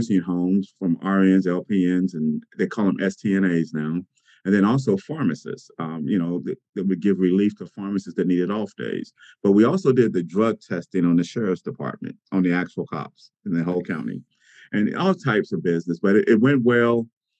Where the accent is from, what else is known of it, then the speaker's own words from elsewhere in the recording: Cincinnati, Ohio, United States; moved away as an adult; also born or lived in Atlanta, Georgia; I am originally from Cincinnati. I grew up here with two sisters and attended Woodward High School